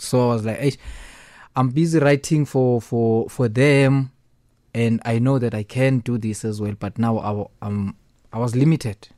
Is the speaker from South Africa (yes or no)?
yes; Eastern Cape, South Africa; I'm original from Eastern Cape